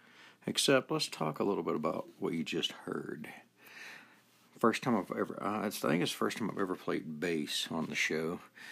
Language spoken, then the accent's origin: English; Marietta, Georgia, United States; also born or lived in Smyrna, Georgia; now in Ogden, United States; I'm originally from Smyrna and Marietta, Georgia.